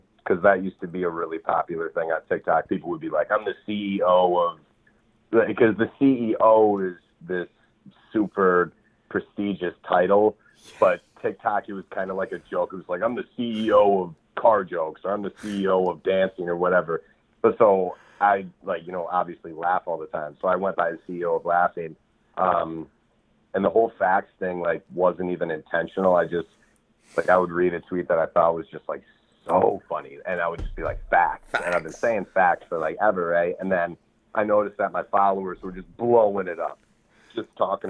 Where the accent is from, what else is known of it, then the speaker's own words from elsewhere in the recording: Madison, Wisconsin, United States; moved away as an adult; now in Minneapolis, United States; I'm from Wisconsin, Madison, Wisconsin, but I moved to Minneapolis, Minnesota when I was 18.